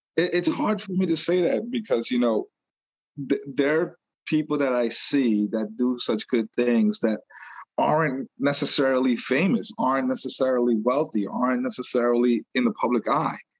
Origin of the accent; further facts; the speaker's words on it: New York City, New York, United States; moved away as an adult; now in Long Island, United States; I was born in New York City, and I was raised in Brooklyn